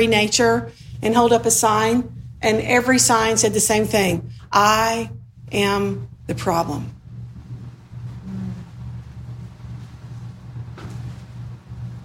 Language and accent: English; the South, United States; moved away; also born or lived in Sudan; I grew up in the South